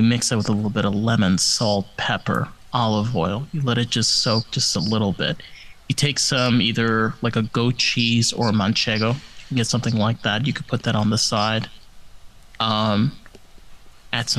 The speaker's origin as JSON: {"language": "English", "area": "Rockland County", "region": "New York", "country": "United States", "tie": "born or raised there", "moved": "yes", "lives_now": "Florida, United States", "said": "I grew up in Rockland County"}